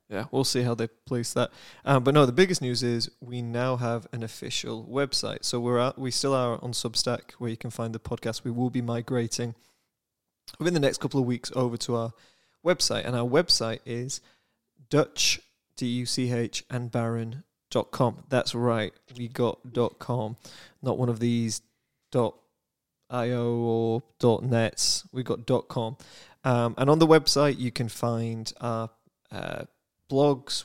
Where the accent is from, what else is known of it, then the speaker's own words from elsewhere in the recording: United Kingdom; now in United States; I am British